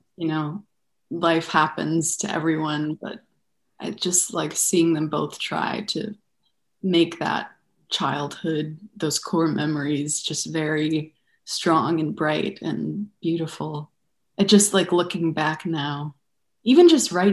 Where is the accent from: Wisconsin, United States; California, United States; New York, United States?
New York, United States; Buffalo; also born or lived in Denver, Colorado; I was born in Denver, Colorado, and I grew up in Buffalo, New York.